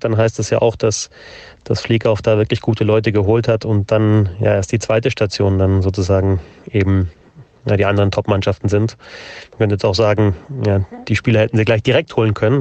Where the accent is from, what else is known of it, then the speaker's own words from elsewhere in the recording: Southern Germany, Germany; Also ich selber bin ja auch aus dem Süden